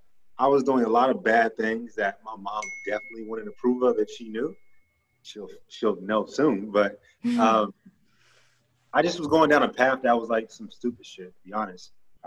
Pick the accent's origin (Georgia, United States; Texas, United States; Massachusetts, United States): Texas, United States; Grand Prairie; I am. I'm from Dallas, or specifically Grand Prairie, but people don't know Grand Prairie, so I just say Dallas.